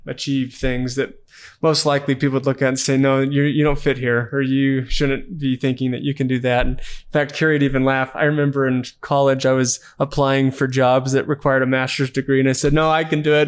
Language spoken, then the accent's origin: English; Amarillo, Texas, United States; now in Utah, United States; growing up in Amarillo, Texas